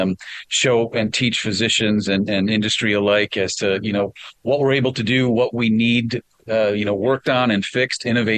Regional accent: Wisconsin, United States; I'm from Wisconsin.

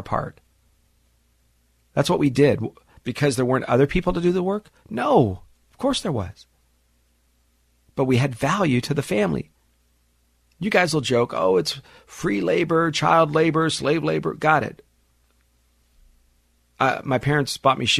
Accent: Los Angeles, California, United States; I'm a teenager, 15, 16 years old, growing up in the San Fernando Valley

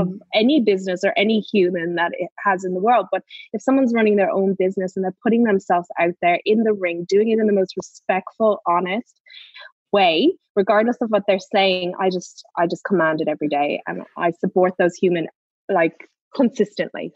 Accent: Ireland; I'm Irish

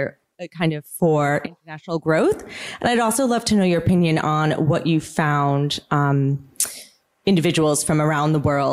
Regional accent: New York City, New York, United States; moved away as an adult; now in Australia; I'm originally from New York City, where I worked in the industry for a long time.

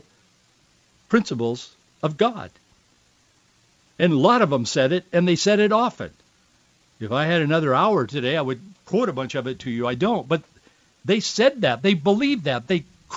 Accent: Yakima, Washington, United States; moved away; also born or lived in North Hollywood; I was born in Yakima and raised in Yakima Valley

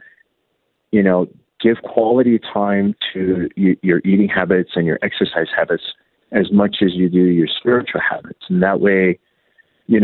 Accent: United States; I was pretty much raised here in the States

